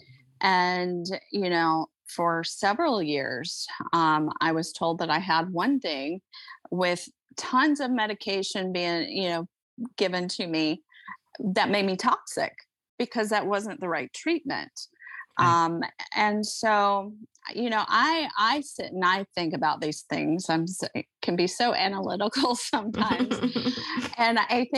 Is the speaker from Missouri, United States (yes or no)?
no; Iowa, United States; born or raised there